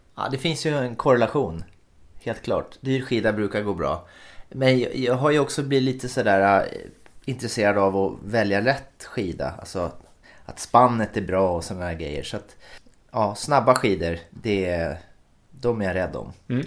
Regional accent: Finland; Jag är ju från Finland, så att jag måste ju ha en finsk klocka

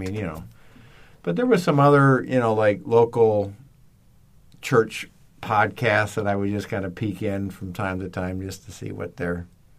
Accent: the North, United States; moved away; I am. I'm a Northerner.

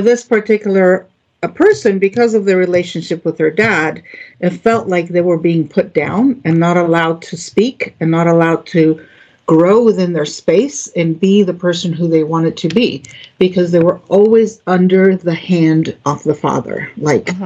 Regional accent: Greece; moved away as an adult; also born or lived in Florida; now in United States; I grew up in Greece

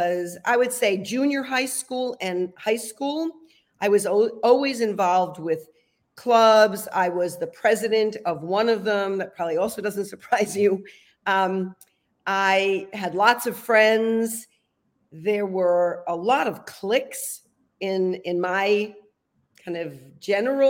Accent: Providence, Rhode Island, United States; moved away; also born or lived in California; I was born in Providence, Rhode Island. And Rhode Island is the smallest state in the union. So it's, you know, very different than being raised in a large city in California. It was a great place to grow up

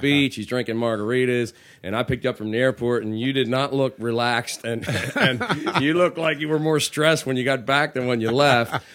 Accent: Parkville, Maryland, United States; born and raised in Parkville

